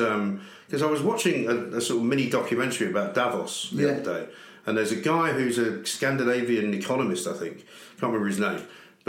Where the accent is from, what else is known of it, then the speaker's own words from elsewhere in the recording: London, United Kingdom; we grew up in Hampstead, very nice part of the world. We didn't have any money because in those days you didn't need to live in Hampstead. My dad rented a flat, you know.